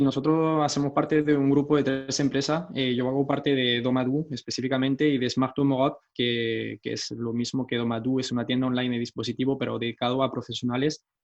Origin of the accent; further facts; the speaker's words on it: France; Spanish is a second language; vivo en Francia y nací en Francia, entonces mi español no es perfecto